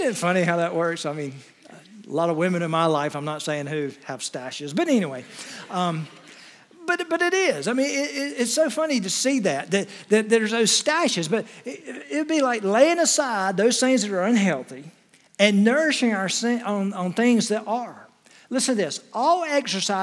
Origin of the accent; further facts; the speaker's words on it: Wilmington, United States; I grew up in the Wilmington area. We had two channels when I was growing up